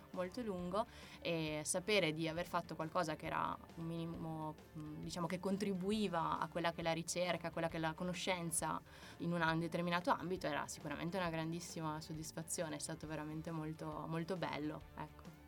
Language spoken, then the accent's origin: Italian; Apulia, Italy; now in Veneto, Italy; io sono pugliese